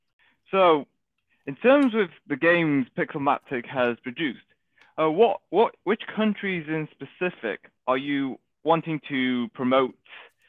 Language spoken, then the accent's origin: English; Manchester, North West England, United Kingdom; I'm from Manchester.